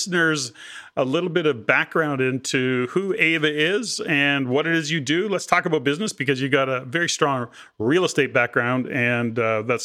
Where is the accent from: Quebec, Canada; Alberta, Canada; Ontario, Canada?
Alberta, Canada; Edmonton; I'm an Alberta boy. So I was born and raised in Edmonton.